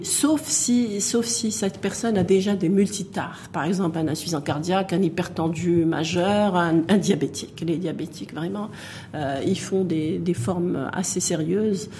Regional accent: Morocco; chez nous au Maroc

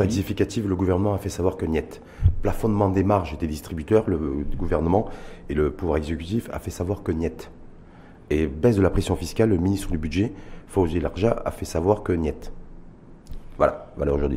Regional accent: Morocco; chez nous, au Maroc

